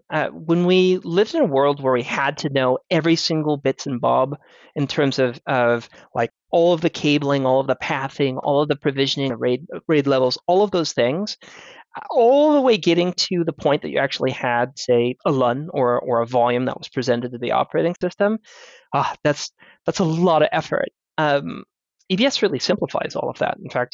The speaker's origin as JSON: {"language": "English", "country": "United States", "tie": "born there", "also_born_or_lived": "Europe", "said": "Well, I'm a world citizen. I'm American-born British."}